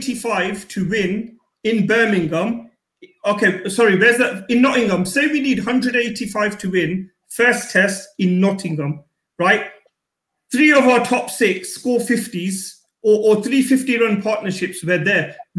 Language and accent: English; India; growing up, what did we miss as Indian fans?